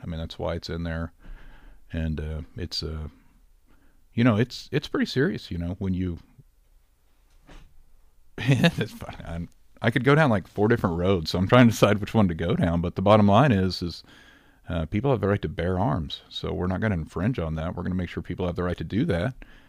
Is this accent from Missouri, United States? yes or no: yes; Rogersville, Missouri, United States; born or raised there